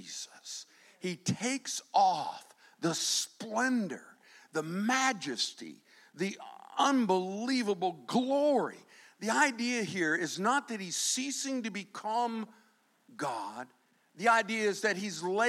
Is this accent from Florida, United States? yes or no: yes; Fort Myers, Florida, United States; I'm from Fort Myers